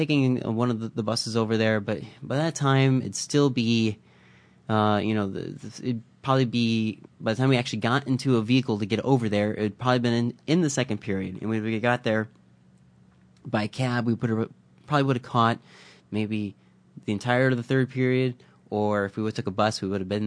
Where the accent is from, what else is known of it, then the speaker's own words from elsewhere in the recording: Midwest, United States; now in Vancouver, Canada; I grew up in the Midwest